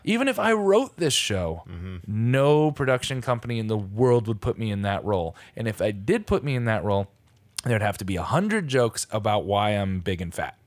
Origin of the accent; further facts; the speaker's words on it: Stratford, Connecticut, United States; my hometown, Stratford, Connecticut